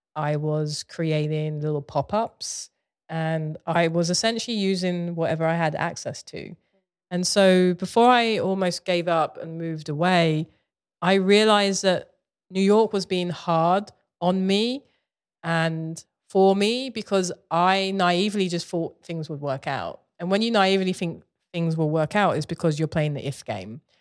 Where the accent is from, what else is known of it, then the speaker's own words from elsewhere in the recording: London, United Kingdom; moved away; I grew up in Southeast London, you know, uh, in the eighties